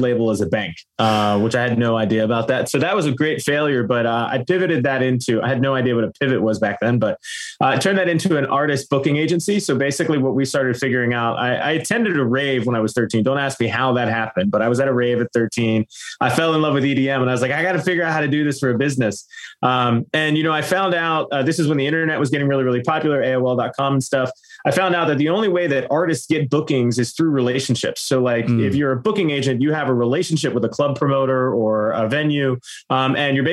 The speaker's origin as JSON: {"language": "English", "town": "Pittsburgh", "region": "Pennsylvania", "country": "United States", "moved": "yes", "lives_now": "Orlando, United States", "said": "I'm originally from Pittsburgh, Pennsylvania. I now live in Orlando, Florida"}